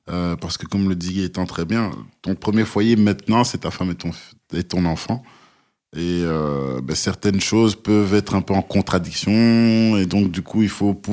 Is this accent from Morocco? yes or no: no; DR Congo; tu sais, moi en tant que Congolais, euh, il y a un plat qui chez nous est, frit et, dont tout le monde raffole, c'est le pondou.